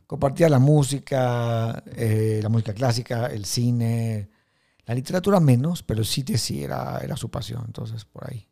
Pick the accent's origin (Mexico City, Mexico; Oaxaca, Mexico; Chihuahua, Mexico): Mexico City, Mexico; also born or lived in New York; yo soy un judío mexicano del Colegio Hebreo Tarbut